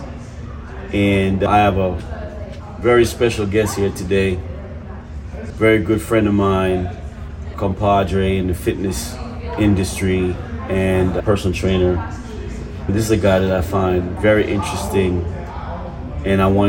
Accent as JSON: {"language": "English", "region": "New York", "country": "United States", "said": "Being from New York as well."}